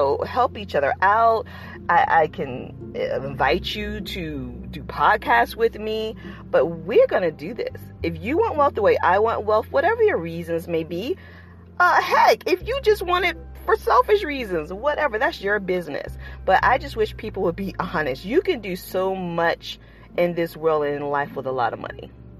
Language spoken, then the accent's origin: English; Largo, Florida, United States; I grew up in Largo, Florida.